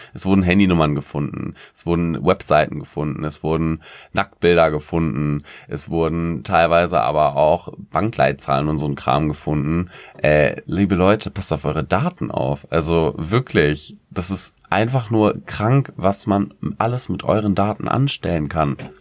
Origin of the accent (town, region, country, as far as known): Germany